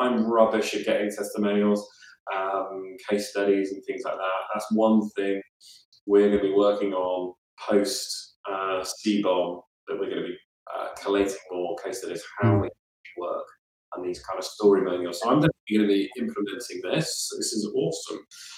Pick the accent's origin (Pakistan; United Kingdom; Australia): United Kingdom; Southampton, South East England; born there; Pochettino's left anyway, so I'm a Southampton fan. I was born